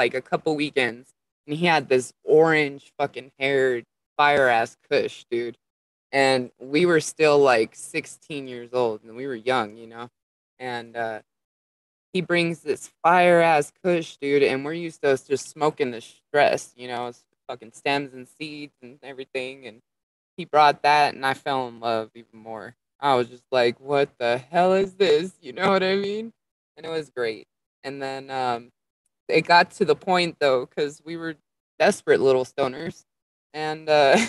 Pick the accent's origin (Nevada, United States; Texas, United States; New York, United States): Nevada, United States; Las Vegas; moved away as an adult; also born or lived in Colorado / Oregon / Washington; now in California, United States; I was born and raised in Las Vegas